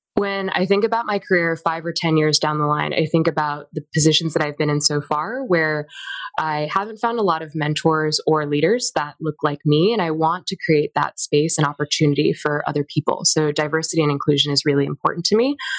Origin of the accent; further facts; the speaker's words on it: Virginia, United States; the communities that I was a part of in my time growing up in Virginia